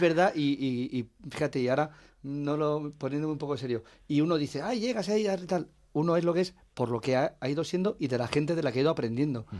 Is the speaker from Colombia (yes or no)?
no; Talavera de la Reina, Castilla-La Mancha, Spain; moved away; es mi pueblo